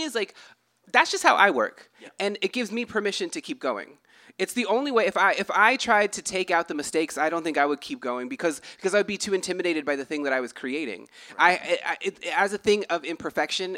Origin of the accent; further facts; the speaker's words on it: United States; I'm from an Indian reservation